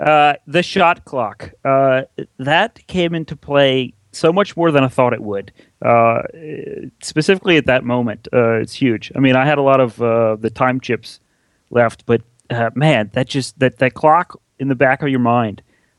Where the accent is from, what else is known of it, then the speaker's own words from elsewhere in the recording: New Orleans, Louisiana, United States; Yeah, New Orleans.